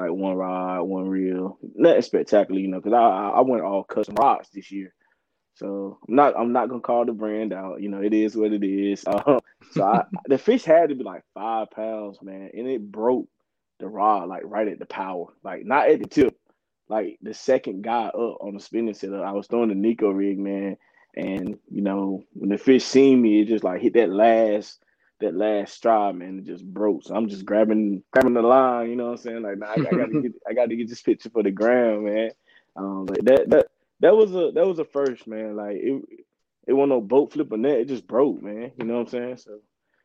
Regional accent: Wilson, North Carolina, United States; I'm from North Carolina, Wilson, North Carolina, where I resigned, probably 45 minutes away from Raleigh.

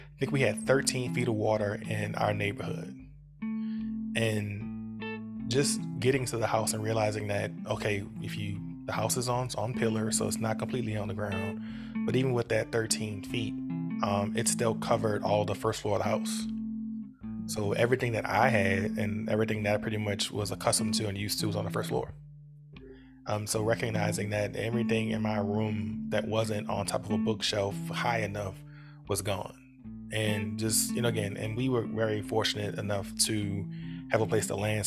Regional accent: New Orleans, Louisiana, United States; we grew up in New Orleans.

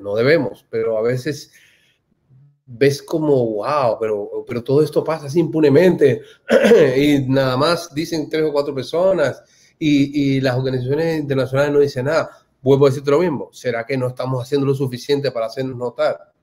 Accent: Cuba

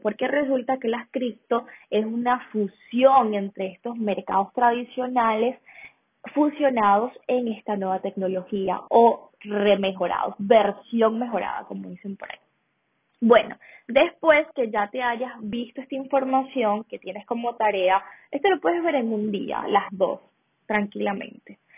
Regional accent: Venezuela; now in Colombia; soy de Venezuela, vivo en Colombia actualmente

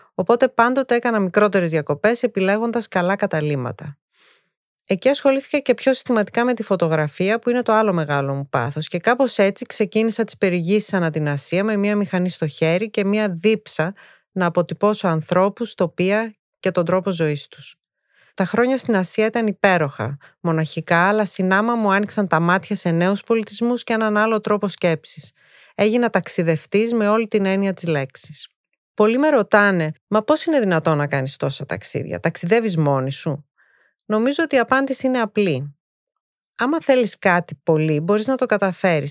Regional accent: Thessaloniki, Central Macedonia, Greece; also born or lived in England / United States / Japan; Γεννήθηκα στη Θεσσαλονίκη πριν 51 χρόνια.

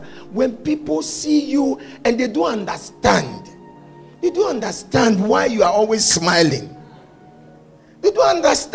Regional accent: Accra, Greater Accra, Ghana; I come from Bukom

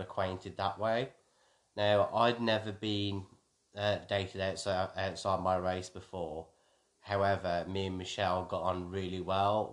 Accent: Wolverhampton, West Midlands, United Kingdom; moved away as an adult; also born or lived in Hampshire; I grew up in Wolverhampton in a predominantly, uh, white background

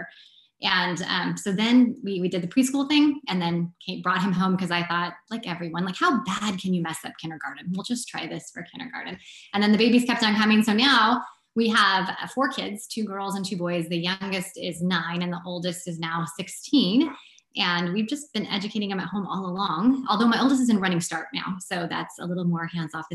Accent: South Central Washington, United States; I'm from South Central Washington. So like the non-Seattle part of the state.

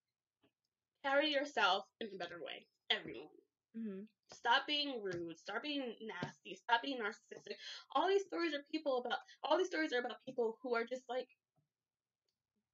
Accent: Asbury Park, New Jersey, United States; I was raised in Asbury. You could take the girl out of the hood, even though I still live here.

